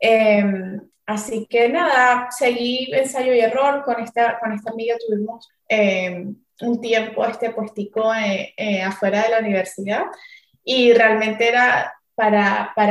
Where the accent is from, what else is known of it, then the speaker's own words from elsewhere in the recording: Venezuela; now in Miami, United States; yo soy venezolana, como bien lo dijiste, tengo 28 años, llevo cuatro años con mi restaurante Michis, que queda aquí en la ciudad de Miami.